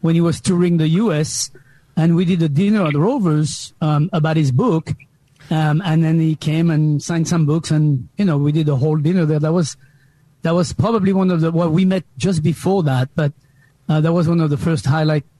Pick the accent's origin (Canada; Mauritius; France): France; moved away; we grew up in France